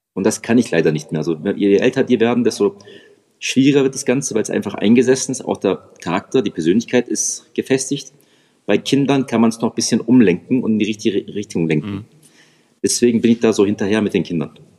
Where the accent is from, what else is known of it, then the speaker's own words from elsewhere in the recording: Reutlingen, Baden-Württemberg, Germany; ich komme aus dem Schwabenländle, Reutlingen bei Stuttgart